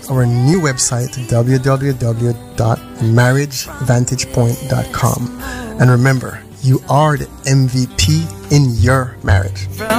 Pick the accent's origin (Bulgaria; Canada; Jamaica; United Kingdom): Jamaica; radio listeners out there in Jamaica. I say Jamaica because that's where we're from